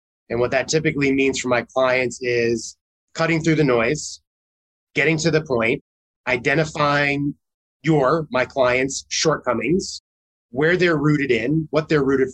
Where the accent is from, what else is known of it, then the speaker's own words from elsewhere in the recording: New York, United States; as a New Yorker